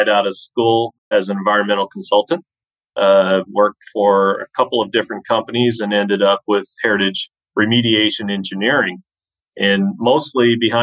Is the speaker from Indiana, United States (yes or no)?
yes; Indiana, United States; I'm originally from Indiana and still living here in Indiana